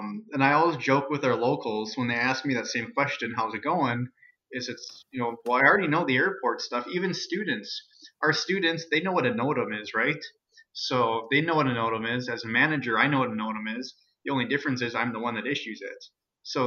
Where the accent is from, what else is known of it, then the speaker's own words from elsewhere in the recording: Alexandria, Minnesota, United States; It's my hometown.